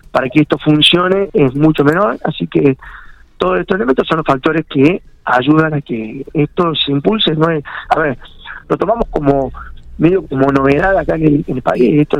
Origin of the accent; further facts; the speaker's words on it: Córdoba, Argentina; now in Santa Rosa, Argentina; Eh, yo vengo de Córdoba, soy arquitecto, Gaby es nutricionista, yo he estado allá en, obras en Córdoba permanentemente.